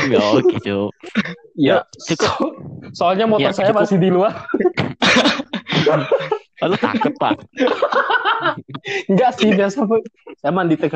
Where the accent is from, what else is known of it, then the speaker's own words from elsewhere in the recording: Singkawang, West Kalimantan, Indonesia; Kota Singkawang, Kalimantan Barat.